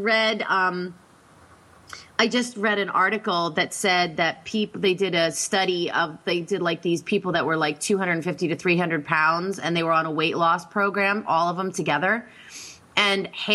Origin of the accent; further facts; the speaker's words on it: Pennsylvania, United States; I'm from Pennsylvania